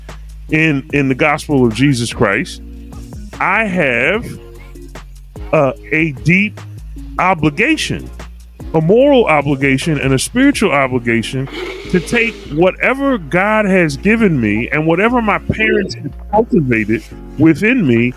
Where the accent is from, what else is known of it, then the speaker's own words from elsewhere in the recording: Philadelphia, Pennsylvania, United States; I'm born and raised in Philly. a Germantown section of Philadelphia.